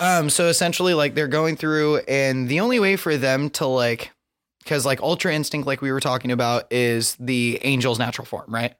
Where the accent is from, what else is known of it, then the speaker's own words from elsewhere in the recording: Southern Idaho, United States; I grew up in Southern Idaho going to school